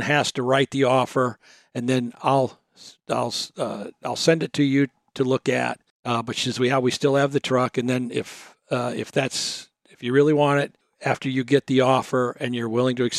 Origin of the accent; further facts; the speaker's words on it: Texas, United States; we're from Texas